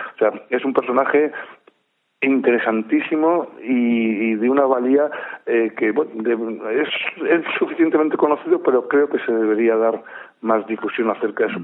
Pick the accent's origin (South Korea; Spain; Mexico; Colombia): Spain; Cartagena, Region of Murcia; yo soy natural de Cartagena